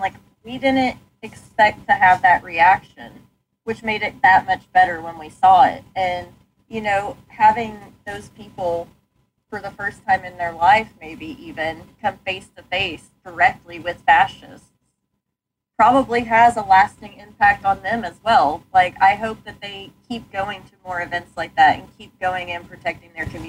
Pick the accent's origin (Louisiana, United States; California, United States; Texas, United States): Texas, United States; Like I grew up in North Texas.